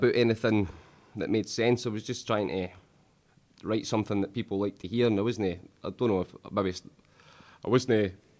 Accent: Falkirk, Scotland, United Kingdom; I'm from Falkirk.

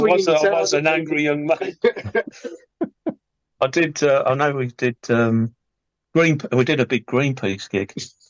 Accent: Scotland, United Kingdom; I was born in Scotland, so I am Scottish

